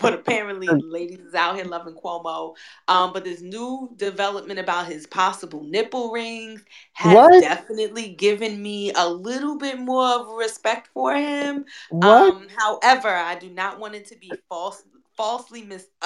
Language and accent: English; New York, United States; I'm from New York as well